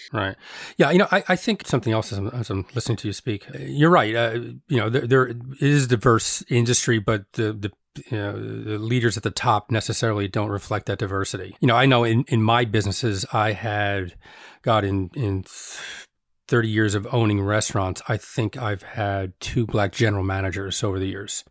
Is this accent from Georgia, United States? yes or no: no; Elizabeth, New Jersey, United States; also born or lived in East Orange, New Jersey; I grew up in Elizabeth, but I, I, I lived in East Orange